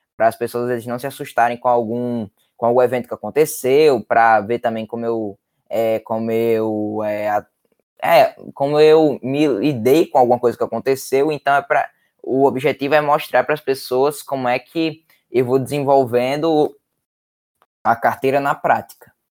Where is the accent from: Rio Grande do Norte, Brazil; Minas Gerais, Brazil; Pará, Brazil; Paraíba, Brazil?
Rio Grande do Norte, Brazil; Natal; eu tenho 13 anos, é, eu sou de Natal, do Rio Grande do Norte